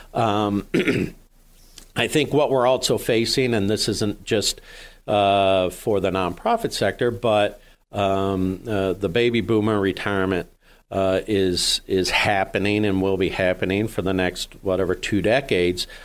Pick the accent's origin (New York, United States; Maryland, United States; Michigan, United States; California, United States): New York, United States; Jamestown; moved away as an adult; also born or lived in Meadville, Pennsylvania / Washington, D.C.; now in Erie, United States; I grew up just over the border in uh, Jamestown, New York